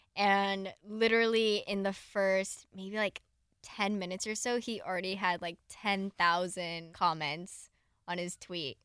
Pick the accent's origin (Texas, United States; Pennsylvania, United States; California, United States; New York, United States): California, United States; Southern; I grew up in SoCal